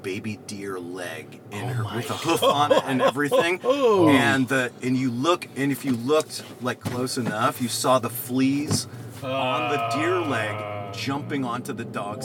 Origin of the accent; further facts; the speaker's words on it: Pennsylvania, United States; now in Los Angeles, United States; when I was a kid growing up in Pennsylvania